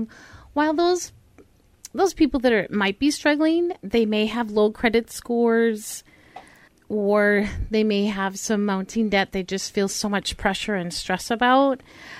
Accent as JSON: {"language": "English", "town": "Pine Island", "region": "Minnesota", "country": "United States", "moved": "yes", "said": "Yeah, I'm from Pine Island."}